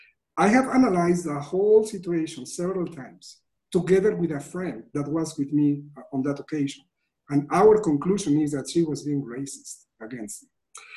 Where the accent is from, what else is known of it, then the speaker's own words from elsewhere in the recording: Mexico; English is a second language; moved away; we Mexicans